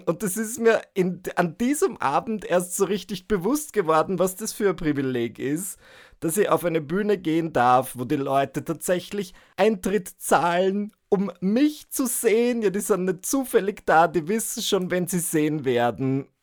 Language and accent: German; Northern Burgenland, Austria; now in Vienna, Austria; zurück an meinem Heimatort, zurück in meiner Heimatregion, dem Nordburgenland